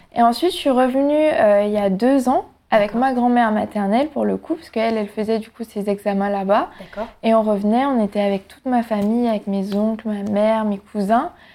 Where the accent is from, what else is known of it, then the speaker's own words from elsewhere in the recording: Guadeloupe; moved away as an adult; now in Paris, France; quand j'étais en Guadeloupe